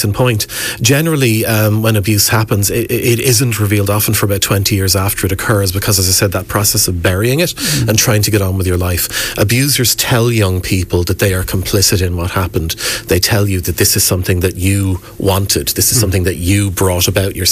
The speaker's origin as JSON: {"language": "English", "town": "Wexford", "region": "Leinster", "country": "Ireland", "tie": "born or raised there", "said": "I grew up here in Wexford"}